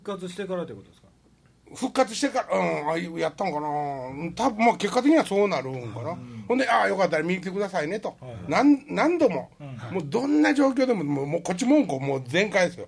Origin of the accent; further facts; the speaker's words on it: Wakayama, Japan; moved away; 和歌山の出身やから